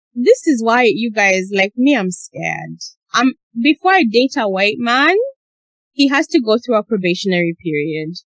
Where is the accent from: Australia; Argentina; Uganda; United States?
Uganda; when I grew up in Uganda, we had maids